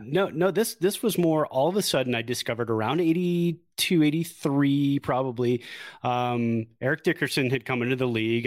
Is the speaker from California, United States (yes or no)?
yes; Santa Clara, California, United States; Lived in Santa Clara, born and raised in Santa Clara